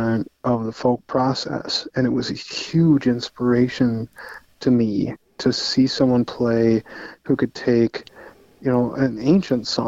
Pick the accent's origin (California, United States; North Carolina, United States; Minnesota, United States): Minnesota, United States; Austin; now in Duluth, United States; growing up in Austin